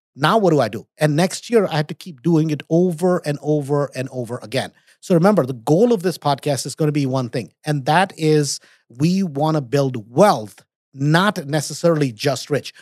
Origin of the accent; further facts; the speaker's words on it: India; moved away; also born or lived in United States; I was born in America, grew up in India